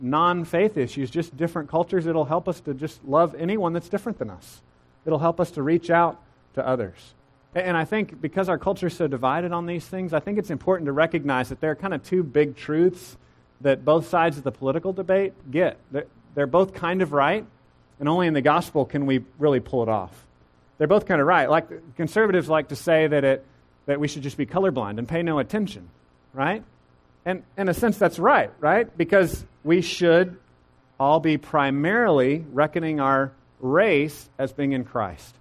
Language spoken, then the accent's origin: English; Central Texas, United States; growing up in Central Texas